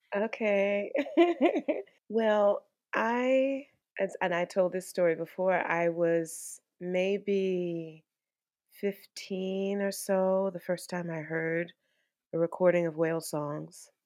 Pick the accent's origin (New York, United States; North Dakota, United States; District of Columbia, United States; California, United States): District of Columbia, United States; Washington; I'm a D C native